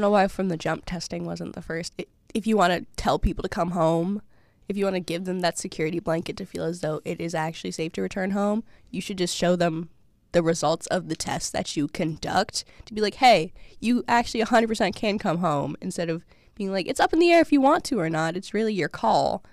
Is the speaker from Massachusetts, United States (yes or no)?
yes; Massachusetts, United States; moved away; I'm from Massachusetts